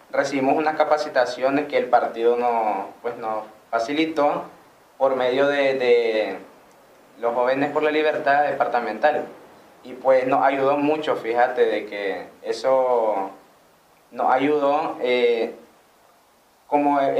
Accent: Nicaragua; como nicaragüenses

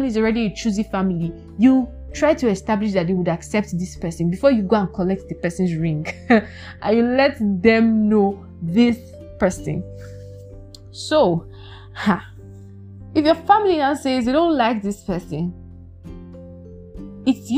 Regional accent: Nigeria; I am African, I'm Nigerian by nationality.

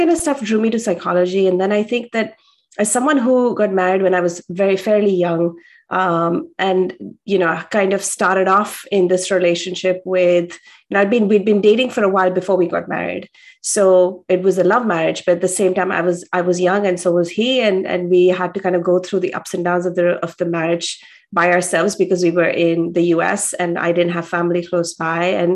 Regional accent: India; I grew up in India

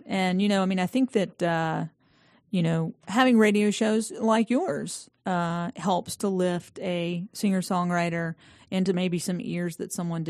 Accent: Statesville, North Carolina, United States; also born or lived in Aiken, South Carolina; now in Atlanta, United States; I was born in Aiken, South Carolina. Okay. I know, odd. No. And then, you know, my parents were from Statesville, and so they moved back home when I was three. And, yeah, so Statesville, North Carolina.

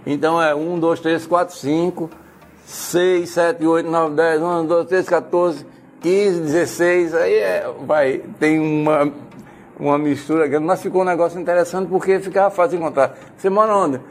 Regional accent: Alecrim, Rio Grande do Norte, Brazil; eu sou do Alecrim, de raiz, né? Eu nasci no Alecrim, eu nasci na Avenida 10

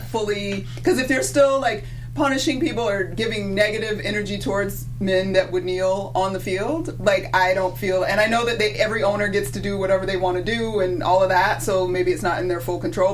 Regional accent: Georgia, United States; in Georgia. My home state

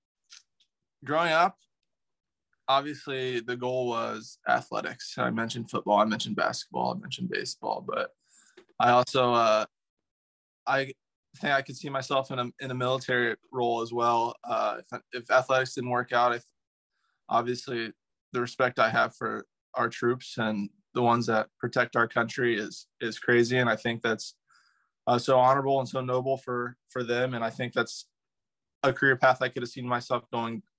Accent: Northern Indiana, United States; growing up in Northern Indiana

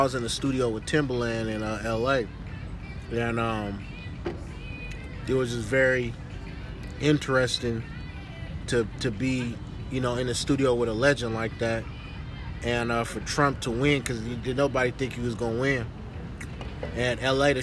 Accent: Berkeley, California, United States; Grew up in the waterfront, West Berkeley

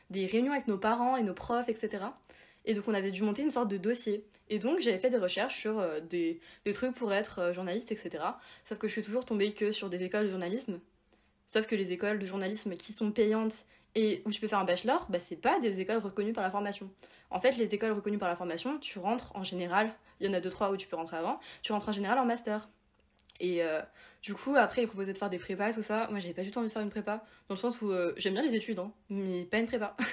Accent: Provence-Alpes-Côte d'Azur, France; bah moi, du coup, donc je viens de Provence, Provence

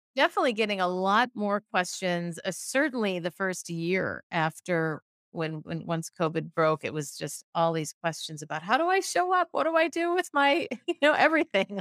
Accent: Minnesota, United States; also born or lived in San Francisco, United States; now in Oakland, United States; I'm originally from Minnesota, in the middle of the, the U S up north, but I live in San Francisco now

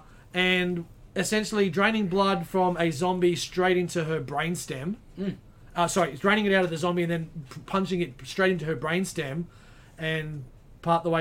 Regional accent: Australia; I was quite proud being an Aussie

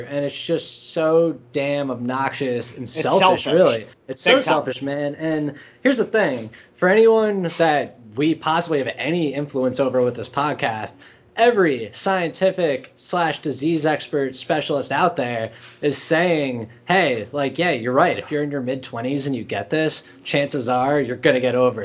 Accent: United States

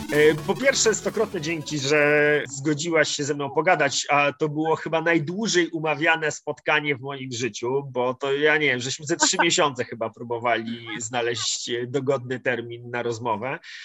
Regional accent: Masovian Voivodeship, Poland; Ja, ja jestem z Mazowsza

